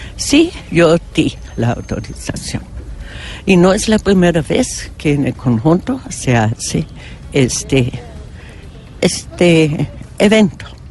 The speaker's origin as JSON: {"language": "Spanish", "country": "Germany", "second_language": "Spanish", "moved": "yes", "lives_now": "Colombia", "said": "yo soy alemana"}